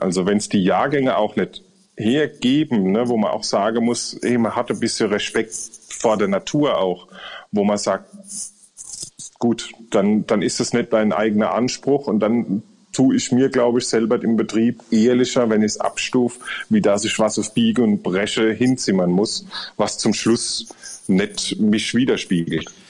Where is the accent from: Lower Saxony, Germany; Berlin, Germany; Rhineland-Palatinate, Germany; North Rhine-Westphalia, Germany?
Rhineland-Palatinate, Germany; Wir, wir sind Pfälzer